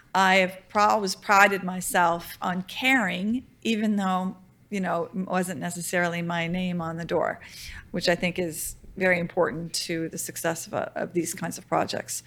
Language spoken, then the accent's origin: English; Louisiana, United States; moved away; also born or lived in Virginia / Denmark; I'm from Louisiana